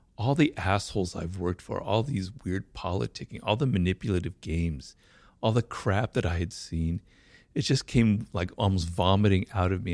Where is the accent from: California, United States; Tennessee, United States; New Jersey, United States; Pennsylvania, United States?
California, United States; Los Angeles; I grew up here in Los Angeles, not far from where we are, in, in a neighborhood called Baldwin Hills